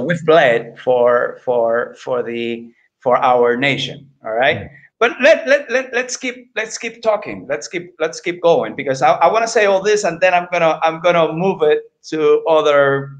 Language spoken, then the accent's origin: English; Puerto Rico; I'm Puerto Rican